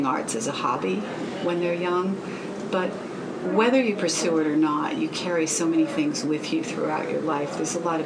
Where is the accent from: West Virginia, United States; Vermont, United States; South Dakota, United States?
West Virginia, United States; McMechen; I was born and raised in West Virginia in a very small town called McMeekin.